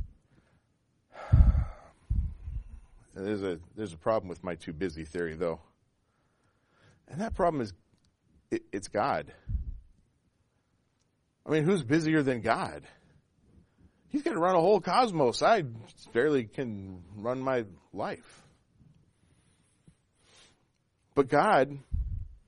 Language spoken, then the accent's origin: English; Pacific Northwest, Washington, United States; I grew up in the Pacific Northwest, and as a child, in the time that I was a child there, camping was like the state religion. It really was. If you weren't out 2 or 3 weekends a month, you weren't really a Washingtonian